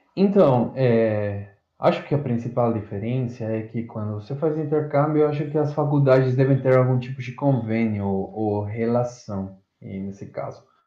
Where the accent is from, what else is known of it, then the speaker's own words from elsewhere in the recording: Azogues, Cañar, Ecuador; Portuguese is a second language; moved away as an adult; now in Ilha Solteira, Brazil; eu sou estrangeiro, sou do Equador